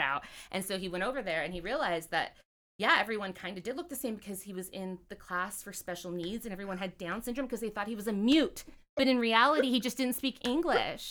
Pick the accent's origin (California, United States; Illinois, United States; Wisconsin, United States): California, United States; moved away as an adult; now in Washington, D.C., United States; I'm from California